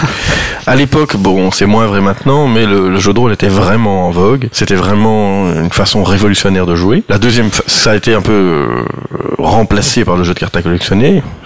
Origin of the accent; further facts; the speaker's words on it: Brussels, Brussels-Capital Region, Belgium; Je suis bruxellois